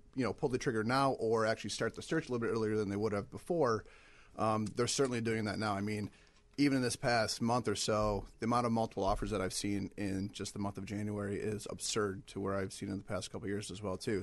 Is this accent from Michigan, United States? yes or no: yes; Michigan, United States; moved away as an adult; also born or lived in Ohio; now in Chicago, United States; I'm originally from Michigan